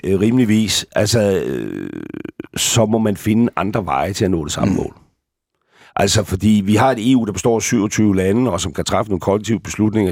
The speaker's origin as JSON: {"language": "Danish", "town": "Gilleleje", "region": "Capital Region of Denmark", "country": "Denmark", "tie": "born or raised there", "said": "jeg har levet min ungdom i Gilleleje"}